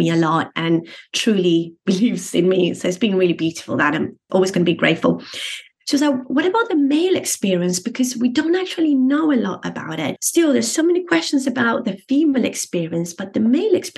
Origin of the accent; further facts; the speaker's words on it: Argentina; moved away as an adult; also born or lived in United Kingdom; now in Brighton, United Kingdom; Growing up in Argentina